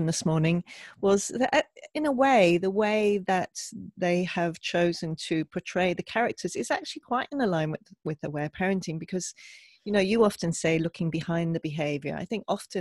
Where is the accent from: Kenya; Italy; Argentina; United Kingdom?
United Kingdom; England; growing up in England